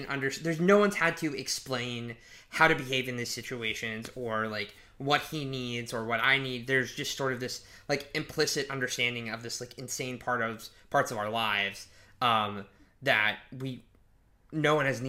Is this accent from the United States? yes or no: yes; Edmond, Oklahoma, United States; moved away; I'm from Edmond, Oklahoma.